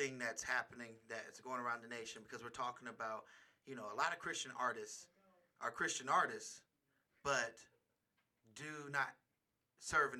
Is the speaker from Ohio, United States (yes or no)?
no; Richmond, California, United States; I'm from Richmond